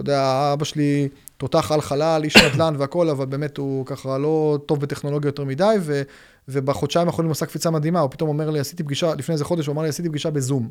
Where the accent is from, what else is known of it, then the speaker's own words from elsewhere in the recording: Haifa, Haifa District, Israel; באתי עם ההורים שלי בחיפה, אני במקור חיפאי